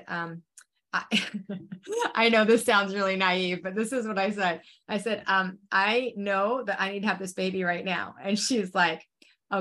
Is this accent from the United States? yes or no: yes; Salt Lake City, Utah, United States; moved away; in my growing up, I came from Salt Lake City, Utah